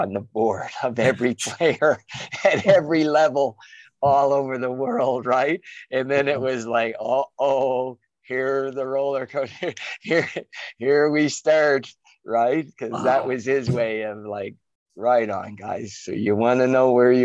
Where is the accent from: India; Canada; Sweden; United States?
Canada; Halifax, Nova Scotia; moved away as an adult; also born or lived in United Kingdom; We grew up in Halifax, different parts